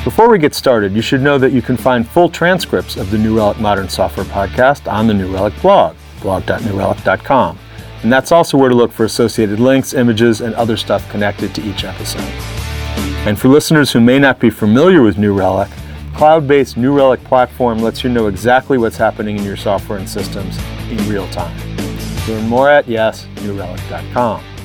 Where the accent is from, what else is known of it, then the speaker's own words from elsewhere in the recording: Chicago, Illinois, United States; My hometown as well